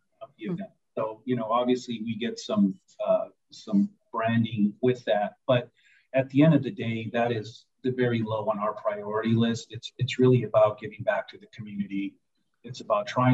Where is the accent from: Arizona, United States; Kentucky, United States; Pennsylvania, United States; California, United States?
Arizona, United States; Nogales; I'm from Nogales, Arizona